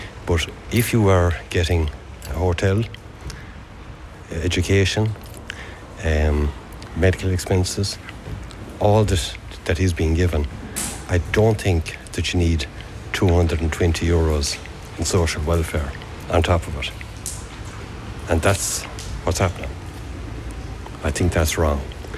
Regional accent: Ireland; as an Irish person, if I was on Hard Times in Ireland, where I've worked for 33 years

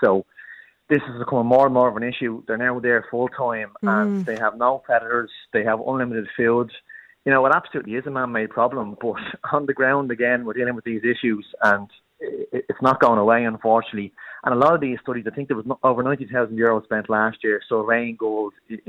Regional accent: Dublin, Leinster, Ireland; I grew up in Finglas

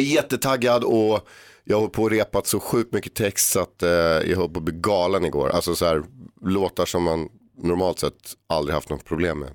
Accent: Stockholm, Stockholm County, Sweden; jag växte upp på Erstagatan

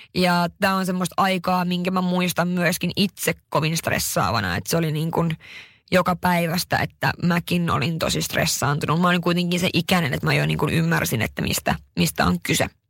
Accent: Haparanda, Norrbotten County, Sweden; Mä oon syntynyt tosiaan 91 Haaparannassa

